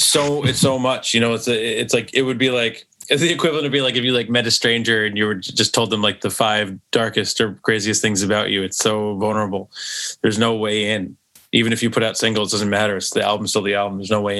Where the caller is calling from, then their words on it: New York, United States; I'm calling from New York.